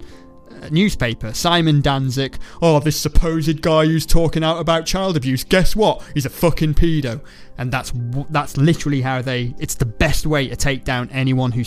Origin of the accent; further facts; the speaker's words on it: Ireland; I'm Irish